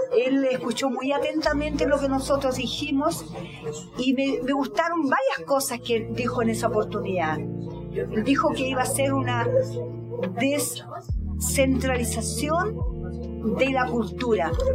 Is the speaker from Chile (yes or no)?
yes; Chile; moved away as an adult; also born or lived in Russia; el día en que yo salí de Chile, el 12 de octubre de 1973